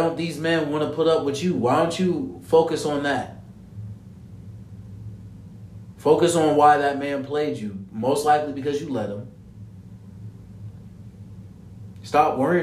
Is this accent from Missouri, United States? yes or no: no; Ohio, United States; I'm from Ohio